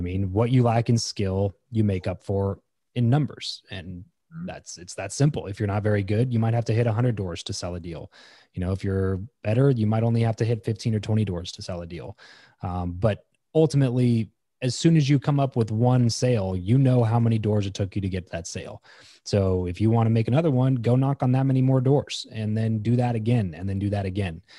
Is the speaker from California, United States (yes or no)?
yes; Lancaster, California, United States; moved away as an adult; also born or lived in Fresno; now in Las Vegas, United States; I grew up in Southern California, so about three and a half hours or so from where I live now, um, in a city called Lancaster